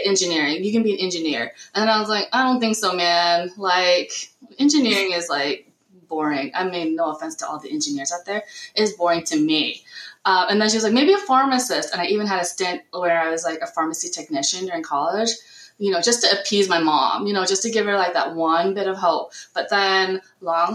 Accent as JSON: {"language": "English", "country": "United States", "said": "I'm Vietnamese American"}